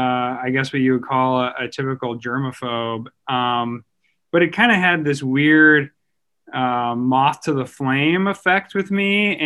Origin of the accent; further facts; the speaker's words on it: Salt Lake City, Utah, United States; also born or lived in Rochester, New York / Wisconsin; now in St. Louis, United States; I was born in Salt Lake City, Utah